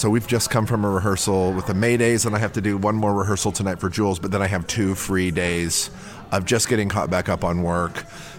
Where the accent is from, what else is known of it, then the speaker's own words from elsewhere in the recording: Chicago, Illinois, United States; I'm an improviser from Chicago.